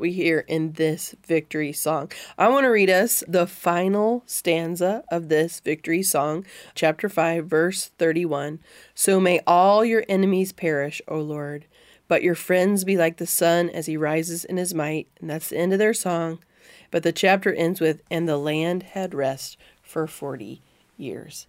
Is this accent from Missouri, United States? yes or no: yes; Missouri, United States; I'm in the same little town where I grew up